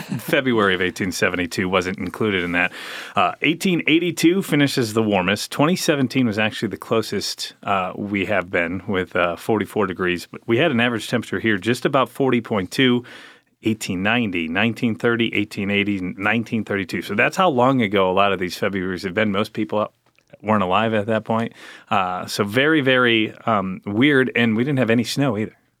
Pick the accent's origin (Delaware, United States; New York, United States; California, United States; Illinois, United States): Illinois, United States; Chicago; moved away; also born or lived in Alabama; from the suburbs of Chicago, but I moved here from Alabama